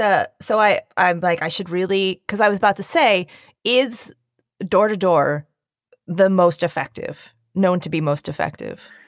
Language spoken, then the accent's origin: English; Bucks County, Pennsylvania, United States; also born or lived in Northeast Philadelphia; now in New York City, United States; I am from Bucks County, Pennsylvania